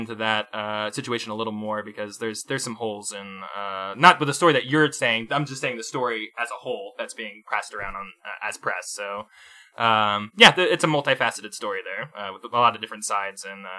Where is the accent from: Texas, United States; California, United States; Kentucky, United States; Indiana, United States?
Texas, United States; I come from Texas.